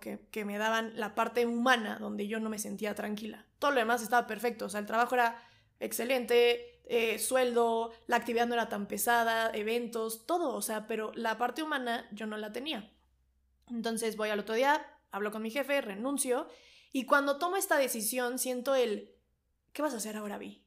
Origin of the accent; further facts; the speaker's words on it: Toluca, State of Mexico, Mexico; regreso a Toluca, de donde yo soy, bueno, donde yo vivo y toda mi familia